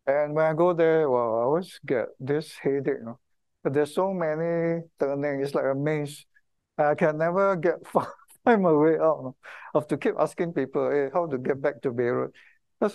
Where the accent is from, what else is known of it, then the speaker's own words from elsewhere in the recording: Singapore; I kind of feel very proud to be a Singaporean